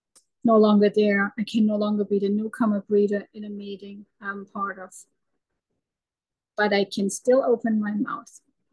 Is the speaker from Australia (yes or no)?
no; Germany; English is a second language; moved away; I left our home, my home country. My husband is German too, but we moved to America. We moved to Canada. We were a short time in China, always running away.